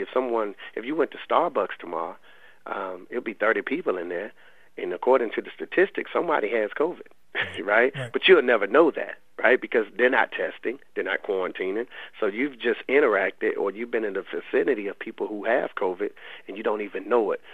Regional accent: Raleigh, North Carolina, United States; they know I'm from the Lane Street Housing Projects in in Raleigh, and I lived um, over half my life in those projects

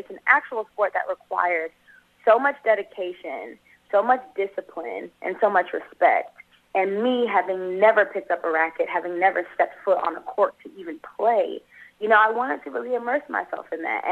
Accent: Los Angeles, California, United States; also born or lived in Atlanta; I grew up in South Central L.A., born and raised here.

